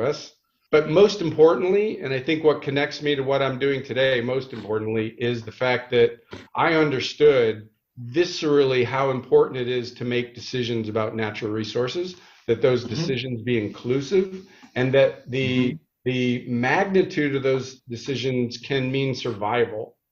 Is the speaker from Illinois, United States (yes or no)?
yes; Chicago, Illinois, United States; moved away as an adult; also born or lived in California; I grew up in the Midwest. I grew up outside Chicago